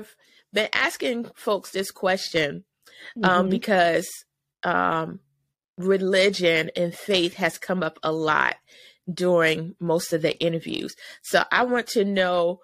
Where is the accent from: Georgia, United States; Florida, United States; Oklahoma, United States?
Georgia, United States; Savannah; I'm from Savannah, Georgia